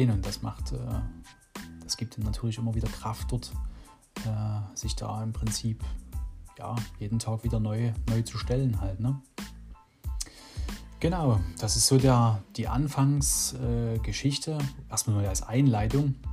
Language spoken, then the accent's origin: German; Dresden, Saxony, Germany; also born or lived in Radebeul; meine Mutsch, mich in Radebeul zur Welt bringen. Genau. Ja, oh, dann sind wir natürlich viel, oder wir sind in Dresden halt aufgewachsen, ne, in der Dresdner Neustadt.